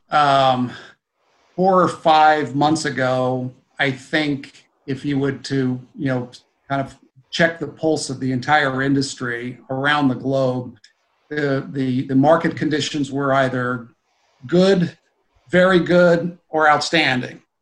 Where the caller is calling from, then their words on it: New Jersey, United States; I am in uh, uh, the Garden State of New Jersey. So uh, uh, right, uh, right uh, I commute into our head office out of New York.